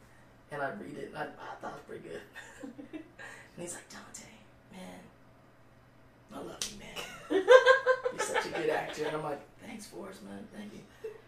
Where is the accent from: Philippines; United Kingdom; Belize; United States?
Philippines; Like, I'm Filipino, right?